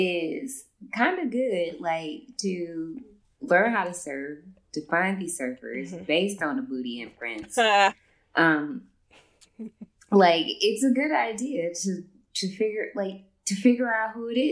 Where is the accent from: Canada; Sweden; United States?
United States; Ohio; I'm from Ohio.